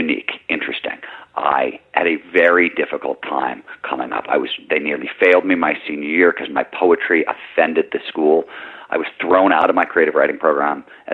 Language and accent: English; Midwest, United States; I grew up in the Midwest